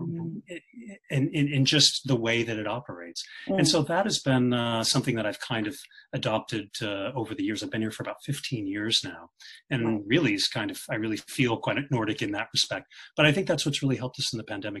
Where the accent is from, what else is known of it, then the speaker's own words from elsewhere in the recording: Kansas, United States; now in Scandinavia; when I was a child, I grew up in Kansas